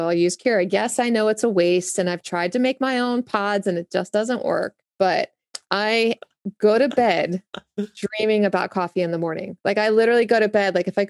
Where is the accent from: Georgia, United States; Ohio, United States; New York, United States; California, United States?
Georgia, United States; Augusta; born there; Well, I was born in the South. So as my, I was born in Augusta, Georgia.